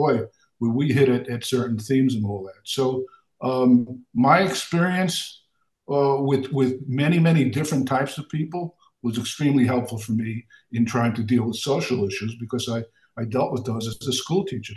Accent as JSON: {"language": "English", "town": "New York City", "region": "New York", "country": "United States", "tie": "born or raised there", "moved": "as an adult", "said": "I was born and raised in Brooklyn, New York"}